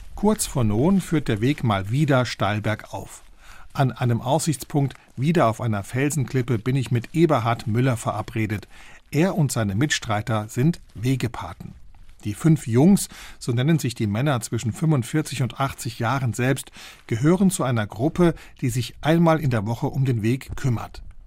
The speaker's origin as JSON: {"language": "German", "area": "Bostalsee", "region": "Saarland", "country": "Germany", "tie": "born or raised there", "said": "Ich bin am Bostalsee aufgewachsen"}